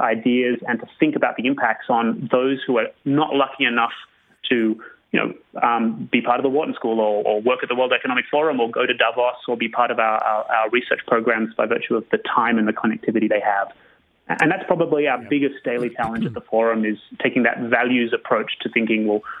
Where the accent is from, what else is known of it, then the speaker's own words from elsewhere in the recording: Sydney, New South Wales, Australia; My personal journey was I grew up in Australia, I really wanted to be a photographer.